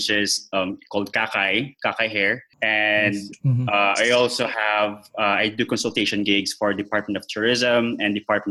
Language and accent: English; General Santos, Soccsksargen, Philippines; also born or lived in Iloilo / Makati; I had to go back to my hometown, which is in General Santos